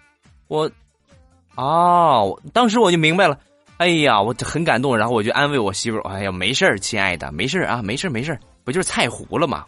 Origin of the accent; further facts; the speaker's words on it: Rizhao, Shandong, China; 我的家乡日照